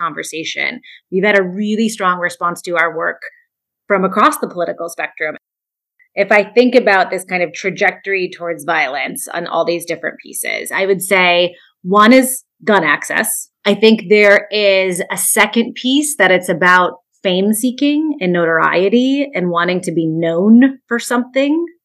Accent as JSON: {"language": "English", "country": "United States", "said": "as an American"}